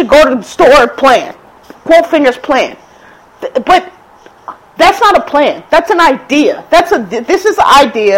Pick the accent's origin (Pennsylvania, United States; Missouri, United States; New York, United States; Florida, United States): Pennsylvania, United States; Philadelphia; moved away; also born or lived in Texas / Monterey, California / Montgomery County, Maryland / Prince George's County, Maryland; I'm from Philadelphia.